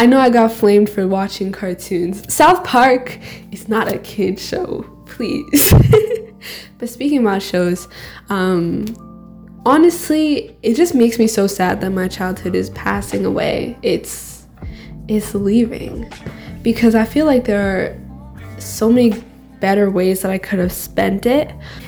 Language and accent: English; Nigeria; accent: Nigerian; And you'll hear my white accent, right? It's hard for my Nigerian accent to come out when I'm not with Jomi, but it's fine.